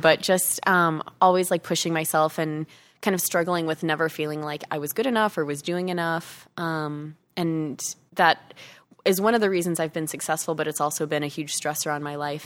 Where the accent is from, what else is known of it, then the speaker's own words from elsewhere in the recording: Chicago, Illinois, United States; moved away as an adult; also born or lived in Arizona; I grew up in Chicago, went to college in Chicago